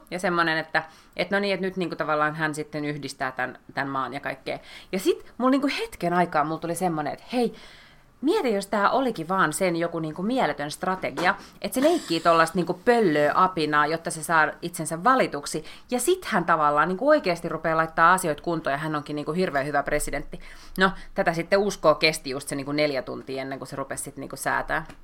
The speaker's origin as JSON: {"language": "Finnish", "town": "Lahti", "region": "Päijät-Häme", "country": "Finland", "moved": "yes", "said": "Siis Lahestahan olen"}